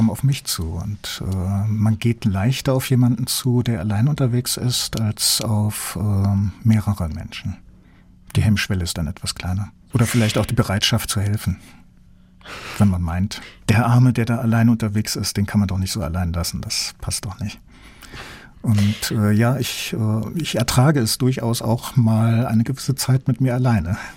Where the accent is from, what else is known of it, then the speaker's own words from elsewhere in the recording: North Germany, Germany; now in Southwest Germany; seitdem ich hier im Südwesten lebe. Ich komme ja ursprünglich aus dem Norden und da ist Karneval etwas für Exoten.